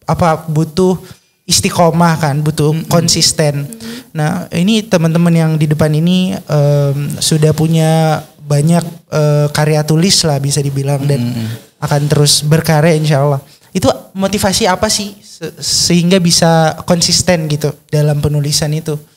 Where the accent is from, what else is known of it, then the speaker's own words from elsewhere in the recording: West Java, Indonesia; saya orang Jawa Barat nih, apakah di Jawa Barat ada FLP